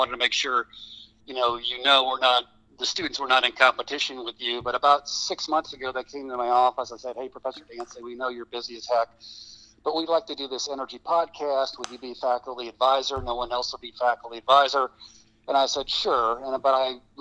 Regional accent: Michigan, United States; now in Oklahoma, United States; I'm from Michigan

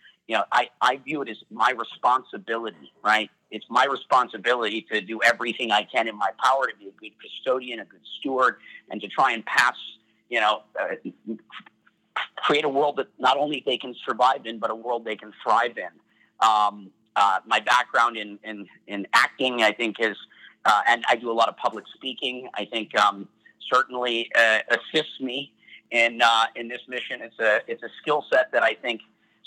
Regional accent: Minnesota, United States; I'm from Minnesota

